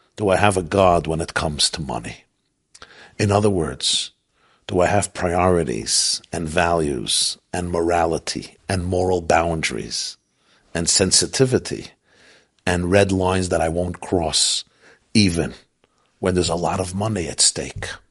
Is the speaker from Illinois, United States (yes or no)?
no; Brooklyn, New York, United States; I grew up in Brooklyn at the feet of the Lubavitcher Rebbe